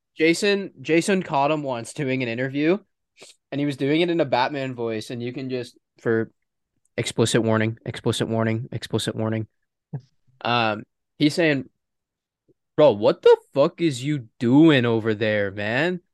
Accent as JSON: {"language": "English", "town": "Toronto", "region": "Ontario", "country": "Canada", "said": "we are from Toronto"}